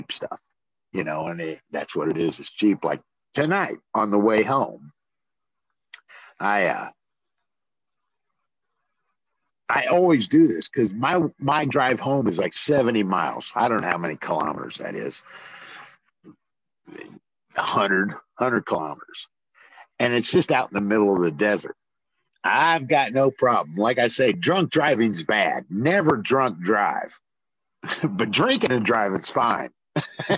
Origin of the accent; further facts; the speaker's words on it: Midwest, United States; moved away as an adult; also born or lived in Arizona; I grew up there in the Midwest, which is on the east side of the Mississippi River